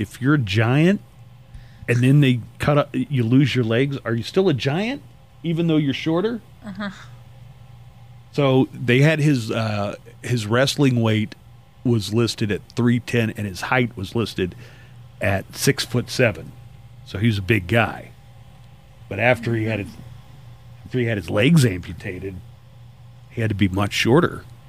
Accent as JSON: {"language": "English", "region": "Midwest", "country": "United States", "tie": "born or raised there", "said": "around where I grew up in the Midwest"}